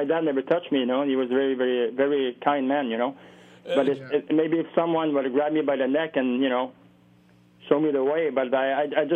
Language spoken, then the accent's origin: English; Montreal, Quebec, Canada; we grew up in Montreal with …